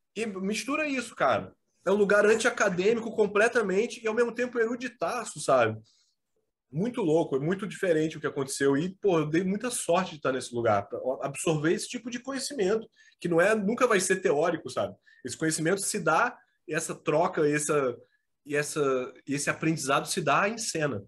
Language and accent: Portuguese; Rio de Janeiro, Brazil; moved away as an adult; also born or lived in Petrópolis; eu saí do Rio de Janeiro, eu morei 20 anos no Rio.